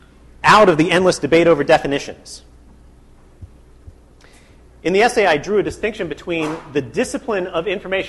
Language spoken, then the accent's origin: English; United States; I grew up in the United States